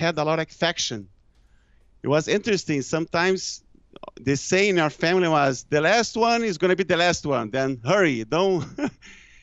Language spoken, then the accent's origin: English; Brazil; English is a second language; I'm from Brazil